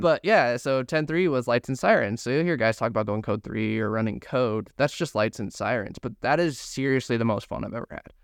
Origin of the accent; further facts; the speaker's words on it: Grand Junction, Colorado, United States; I'm from Grand Junction, Mesa County is where Bobert is.